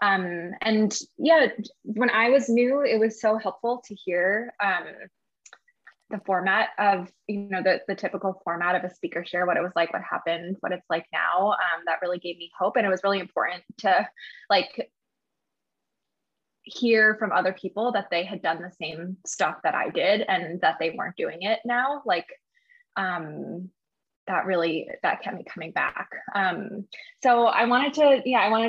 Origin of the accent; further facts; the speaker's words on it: New Jersey, United States; also born or lived in San Francisco, California; I was born in San Francisco, but I grew up in New Jersey.